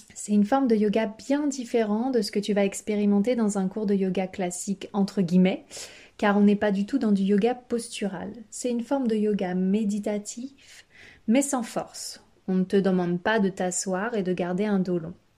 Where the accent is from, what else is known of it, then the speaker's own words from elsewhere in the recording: France; Chez nous en France